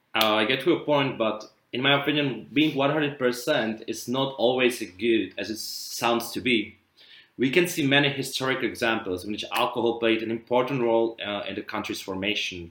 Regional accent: Prague, Czechia; from Prague, Czech Republic

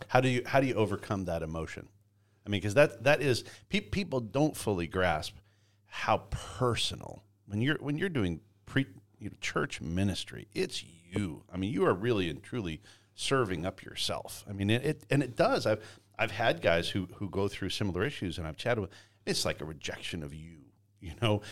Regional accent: Canada; moved away; I grew up in Canada and, and raised in Canada

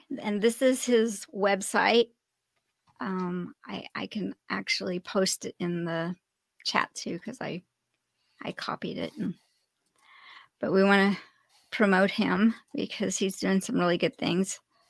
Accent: East Coast, United States; I'm from the East Coast.

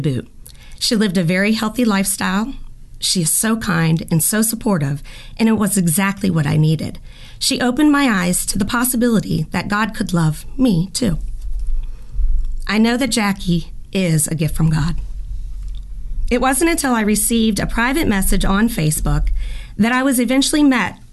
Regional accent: Lilburn, Georgia, United States; moved away; also born or lived in Maryland / Sarasota, Florida; we moved from Maryland to Lilburn, Georgia, where I was raised

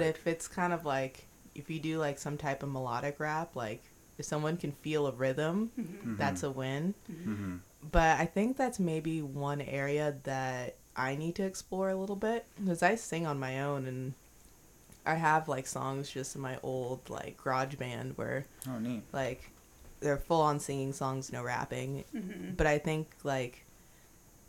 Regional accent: Beaverton, Oregon, United States; I'm from Beaverton, like, I'm not from the hood

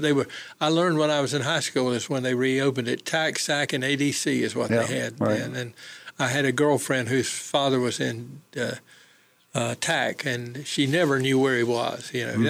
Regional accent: Goldsboro, North Carolina, United States; my hometown of Goldsboro.

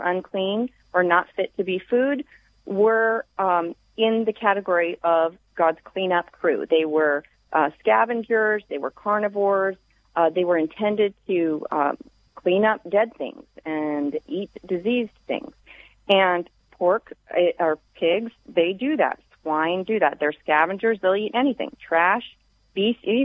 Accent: the South, United States; I grew up in the South

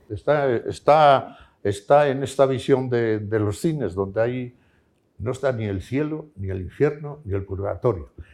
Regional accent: León, Castile and León, Spain; moved away; also born or lived in Madrid; aquí en mi pueblo

